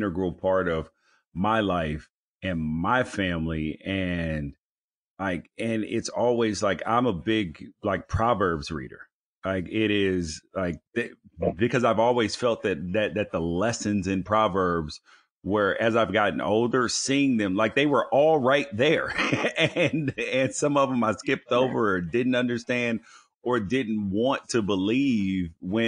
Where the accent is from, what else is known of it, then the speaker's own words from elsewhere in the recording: Memphis, Tennessee, United States; I grew up in Memphis in a Baptist church